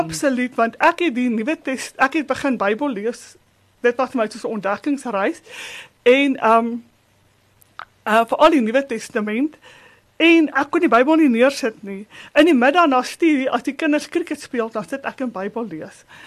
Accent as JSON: {"language": "Afrikaans", "town": "Springs", "region": "Gauteng", "country": "South Africa", "tie": "born or raised there", "lives_now": "Boksburg, South Africa", "said": "Ek het groot geword op Entekot, 'n landbouhoeve net buite Springs"}